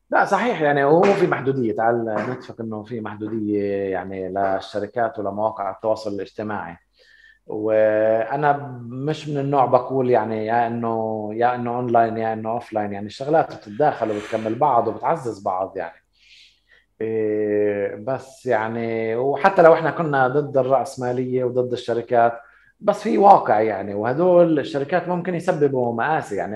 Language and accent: Arabic; Palestine; انا ما بقدر اسمح لحالي انه اقول انا كفلسطيني بدي انسحب منها